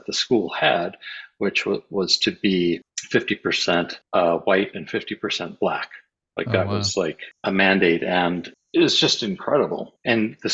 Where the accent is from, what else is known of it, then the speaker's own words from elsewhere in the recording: Cincinnati, Ohio, United States; moved away; I grew up in Cincinnati